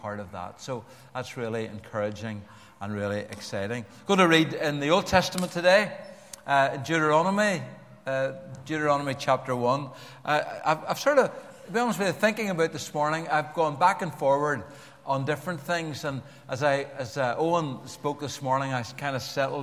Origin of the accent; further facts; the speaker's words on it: Belfast, Northern Ireland, United Kingdom; accent: Belfast; my harsh, some would unkindly say, Belfast accent